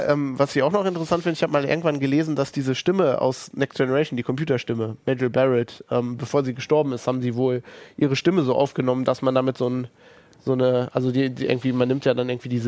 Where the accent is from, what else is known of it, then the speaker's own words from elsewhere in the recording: Germany; accent: German; Ich habe natürlich ein bisschen deutschen Akzent